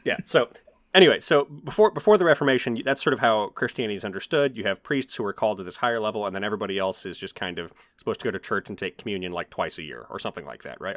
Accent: United States; as somebody who is a American and grew up in a primarily evangelical, uh, environment

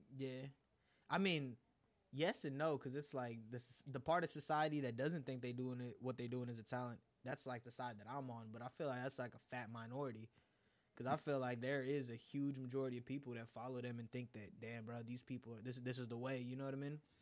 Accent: United States; also born or lived in India; somebody like me who's lived in America for all my life but five years, but I was born in India

